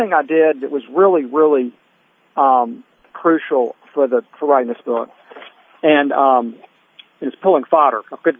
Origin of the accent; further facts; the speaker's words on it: Spartanburg, South Carolina, United States; moved away as an adult; also born or lived in Washington, D.C. area / Nashville, Tennessee; I was back living in my hometown of Spartanburg, South Carolina, after living in the D.C. area for almost 20 years.